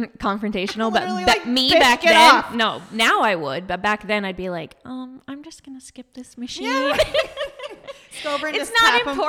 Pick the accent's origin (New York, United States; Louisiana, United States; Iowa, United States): Iowa, United States; Wilton; I'm originally from Iowa.